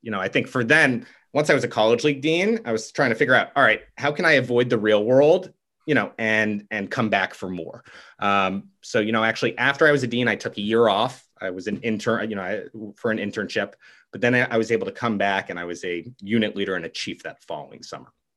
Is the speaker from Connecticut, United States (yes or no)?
yes; Stamford, Connecticut, United States; I'm from Stamford, Connecticut